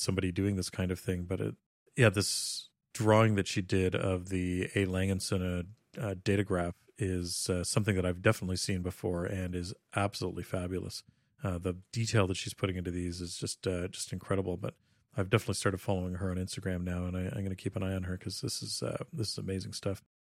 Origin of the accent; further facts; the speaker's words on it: Canada; growing up in Canada